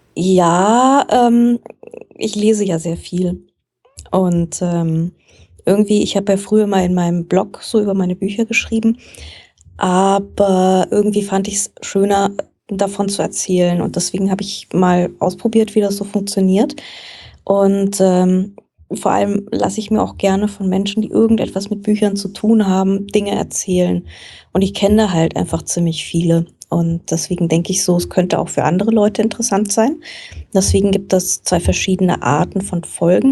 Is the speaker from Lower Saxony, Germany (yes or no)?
no; Frankfurt, Hesse, Germany; Ich komme tatsächlich aus Frankfurt, wo ich auch heute noch wohne. Also mich hat es nicht wirklich wegbewegt im Laufe meines Lebens. Und ähm, ich bin hier aufgewachsen